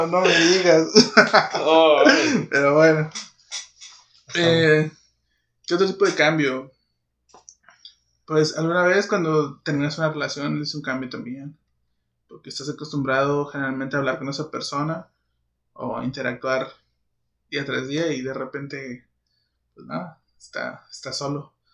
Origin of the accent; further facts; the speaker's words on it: Puebla, Mexico; born there; Eh, yo nací en Puebla y me dejaron para acá.